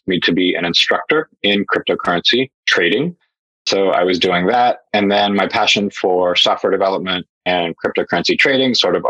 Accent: United States; moved away as an adult; also born or lived in Hong Kong / Europe / Asia; I am an American, but I've worked in Europe. I've lived in Asia

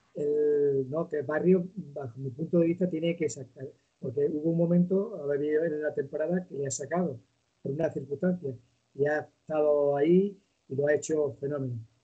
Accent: Extremadura, Spain; como extremeño, porque pues eh, Civitas, Civitas pues eh, está aquí en Extremadura, Badajoz

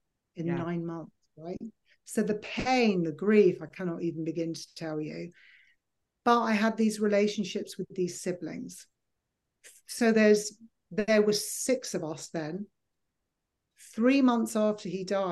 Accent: United Kingdom; moved away; also born or lived in Los Angeles / New Jersey; I'm dark British

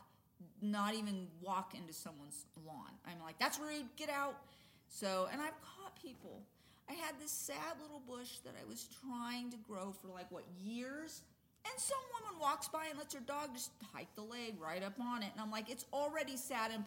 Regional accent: California, United States; moved away; But I grew up in California, and so I learned to drive in California

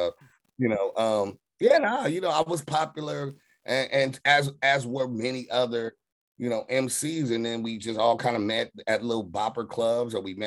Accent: Carson, California, United States; also born or lived in Watts, Los Angeles; growing up in Carson

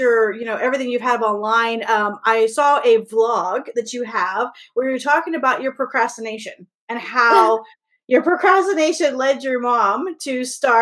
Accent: Mexico; being Mexican, being the whitest Mexican

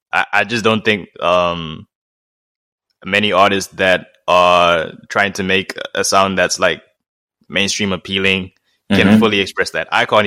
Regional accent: Nelspruit, Mpumalanga, South Africa; born there; My parents are from Swaziland. I was born in Nelspruit, just outside Swaziland.

